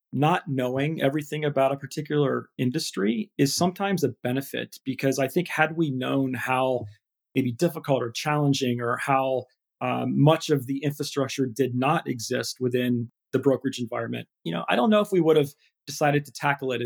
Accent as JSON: {"language": "English", "region": "Ohio", "country": "United States", "tie": "born or raised there", "also_born_or_lived": "Michigan / London", "moved": "as an adult", "said": "life in Ohio is, it's a great place to grow up."}